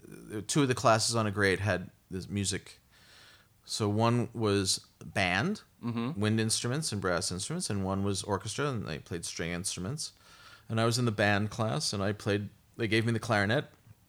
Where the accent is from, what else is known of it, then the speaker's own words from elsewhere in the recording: Brooklyn, New York, United States; I'm from Brooklyn. I grew up in Brooklyn.